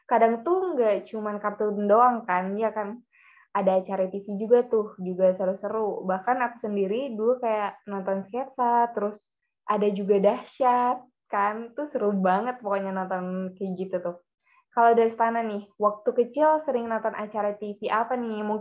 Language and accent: Indonesian; Banten, Indonesia; aku dari Banten itu biasanya sih kalau orang Banten tahu sih